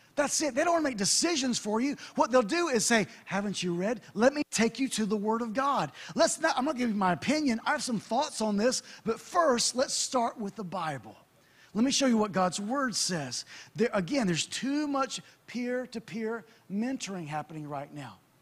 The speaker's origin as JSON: {"language": "English", "country": "United States", "said": "I'm American"}